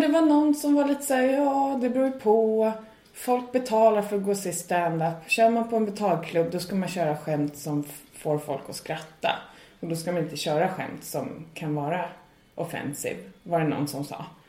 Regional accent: Sweden; moved away as an adult; now in Ireland; jag kommer från Sverige

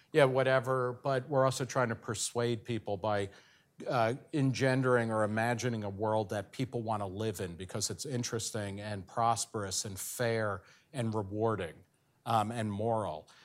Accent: New Jersey, United States; my home state of New Jersey

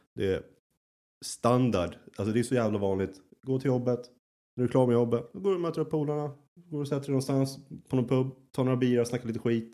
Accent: Sweden; moved away as an adult; also born or lived in Södertälje; now in Berlin, Germany; jag var målare hemma i Sverige

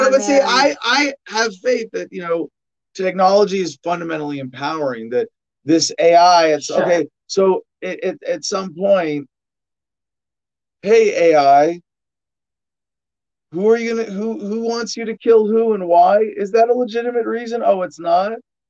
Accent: Canada; Yes, I remember my home country, the country of my fatherland, Canada.

